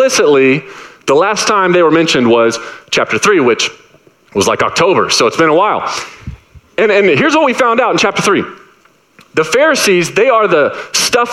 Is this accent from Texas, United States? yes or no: yes; Dallas, Texas, United States; moved away; I'm from Dallas